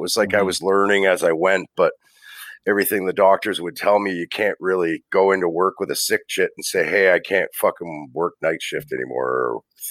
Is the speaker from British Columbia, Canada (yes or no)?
no; Hamilton, Ontario, Canada; I'm from Hamilton. My parents are Newfoundlanders. They immigrated here like in the in the 60s and been here since.